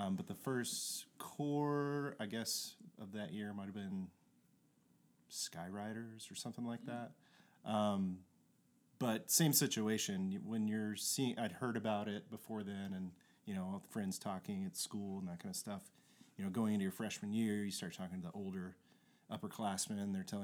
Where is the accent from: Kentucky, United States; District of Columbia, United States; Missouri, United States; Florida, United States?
Kentucky, United States; I'm from Kentucky